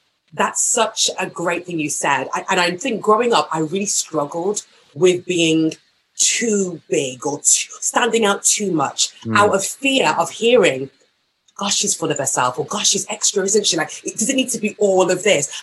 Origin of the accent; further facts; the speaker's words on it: Walsall, West Midlands, United Kingdom; the church that we were raised in Walsall, a small town called Walsall, was so musical